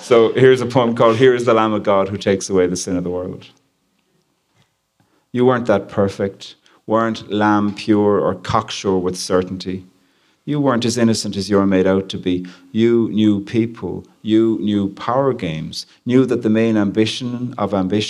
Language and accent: English; Ireland; I'm from Ireland